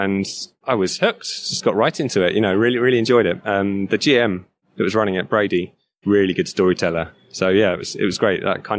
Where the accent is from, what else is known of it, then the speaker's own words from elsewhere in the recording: Tunbridge Wells, South East England, United Kingdom; now in Woking, United Kingdom; I moved away from Tunbridge Wells where I was originally.